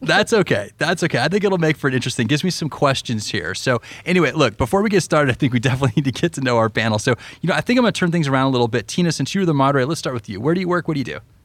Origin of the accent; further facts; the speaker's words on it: Colorado, United States; moved away; I'm from Colorado originally